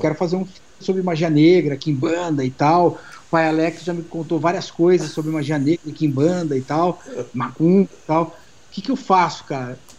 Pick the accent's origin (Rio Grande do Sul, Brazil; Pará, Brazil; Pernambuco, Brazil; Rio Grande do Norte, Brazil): Rio Grande do Sul, Brazil; now in São Paulo, Brazil; eu sou gaúcho paulista, né, porque eu sou paulista, cresci no Rio Grande do Sul, mas é, é, minha família é toda aqui de São Paulo